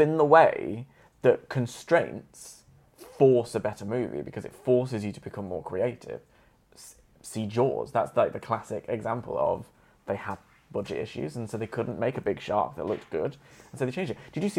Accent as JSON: {"language": "English", "region": "Queensland", "country": "Australia", "said": "Australians say Queen. I'm from Queensland."}